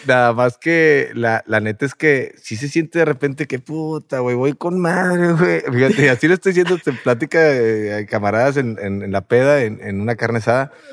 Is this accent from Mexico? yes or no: yes; Monterrey, Nuevo León, Mexico; nosotros como somos de Monterrey y, tenemos una cultura del macho mexicano